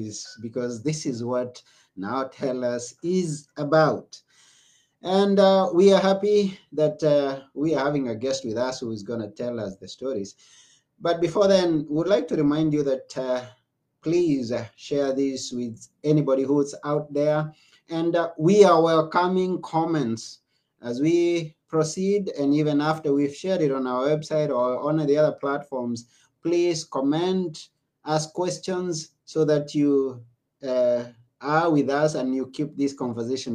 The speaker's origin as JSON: {"language": "English", "country": "Kenya", "second_language": "English", "moved": "yes", "lives_now": "Greece", "said": "I come from Kenya"}